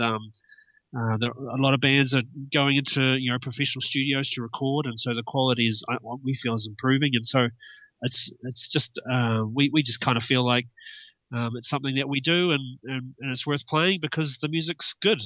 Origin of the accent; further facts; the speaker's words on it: Milton, Otago, New Zealand; moved away as an adult; also born or lived in Dunedin; now in Wellington, New Zealand; I grew up in the South Island, uh, a place called Milton